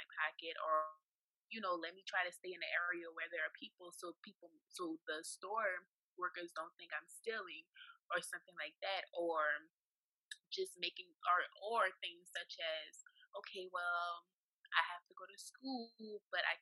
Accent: New Orleans, Louisiana, United States; moved away; also born or lived in Saudi Arabia; From New Orleans, Louisiana, and I know that I have a strong accent

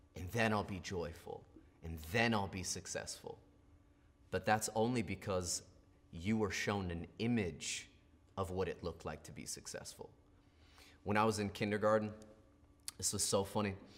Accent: United States; we're American

